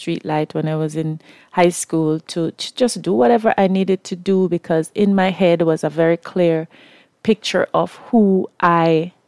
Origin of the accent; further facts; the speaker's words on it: Kingston, Jamaica; I am from Kingston, Jamaica. I was born in the inner city